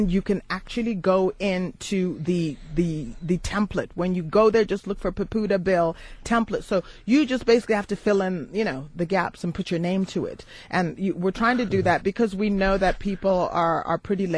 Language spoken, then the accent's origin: English; United States; now in South Africa; I use the word house because I grew up in the United States.